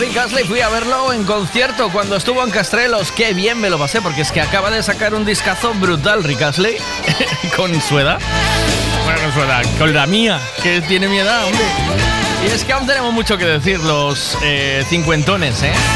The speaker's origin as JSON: {"language": "Spanish", "town": "Tui", "region": "Galicia", "country": "Spain", "tie": "born or raised there", "moved": "yes", "said": "nos criamos en Tui y entonces Tui te huele a la infancia"}